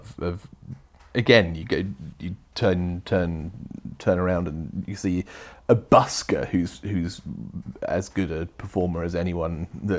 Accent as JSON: {"language": "English", "area": "Cornwall", "region": "South West England", "country": "United Kingdom", "tie": "born or raised there", "said": "I grew up in Cornwall, so I've always been kind of. I'll put this behind me, shall I? I've always lived rurally."}